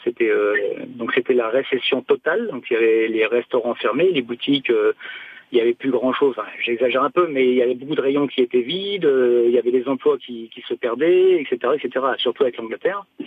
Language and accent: French; France; moved away as an adult; also born or lived in York; je suis français, euh, mon anglais est mauvais et même très mauvais